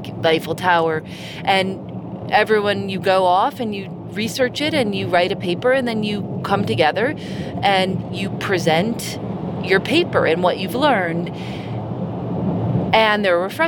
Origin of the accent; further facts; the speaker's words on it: Chicago, Illinois, United States; moved away; also born or lived in the South (US); I grew up in Chicago